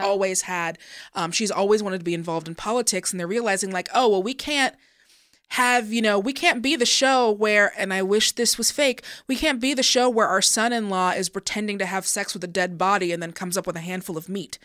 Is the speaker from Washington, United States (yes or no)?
yes; Seattle, Washington, United States; I'm from Seattle